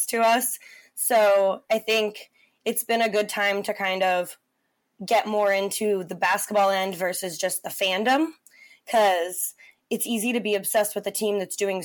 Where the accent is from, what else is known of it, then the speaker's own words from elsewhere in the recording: Portland, Oregon, United States; I was born and raised in Portland as a Blazers fan